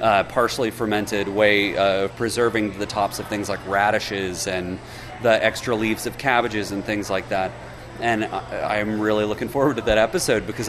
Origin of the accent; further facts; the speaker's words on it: Alabama, United States; I'm a vegetarian from Alabama